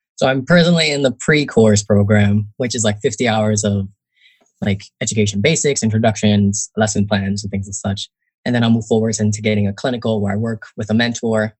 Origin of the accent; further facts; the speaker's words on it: Northern New Jersey, United States; also born or lived in Newark, New Jersey; I grew up in Northern New Jersey